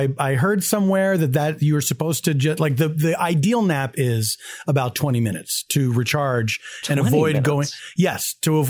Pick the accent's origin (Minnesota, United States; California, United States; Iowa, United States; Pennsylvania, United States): Pennsylvania, United States; Philadelphia; moved away; I come from Philadelphia, which is a place of humidity.